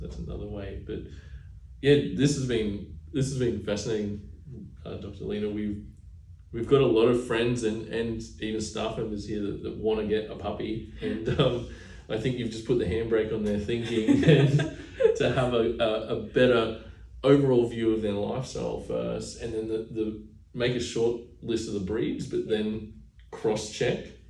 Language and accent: English; Burpengary, Queensland, Australia; I grew up on acreage in Burpengary, Queensland, as a little young fella